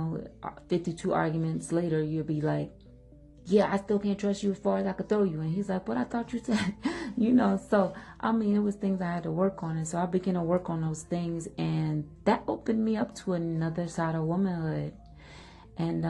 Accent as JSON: {"language": "English", "town": "Philadelphia", "region": "Pennsylvania", "country": "United States", "said": "I'm from Philly"}